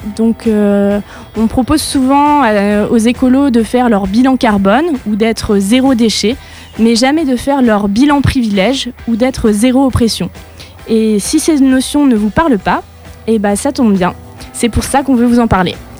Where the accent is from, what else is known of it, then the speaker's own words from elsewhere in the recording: Lorraine, Grand Est, France; je viens d'une petite ville de Lorraine